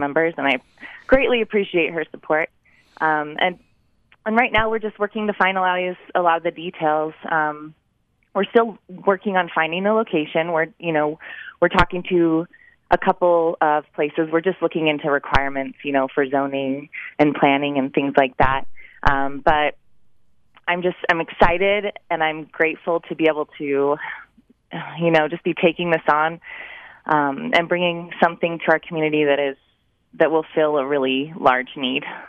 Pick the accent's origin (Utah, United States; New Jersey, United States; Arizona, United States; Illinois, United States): Utah, United States; Cache Valley; I am from Cache Valley